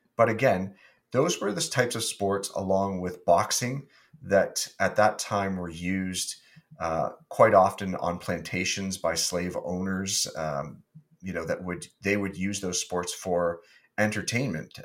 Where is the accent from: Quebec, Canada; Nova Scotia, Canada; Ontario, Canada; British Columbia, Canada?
Ontario, Canada; Wallaceburg; being from Wallaceburg, Ontario, which was my hometown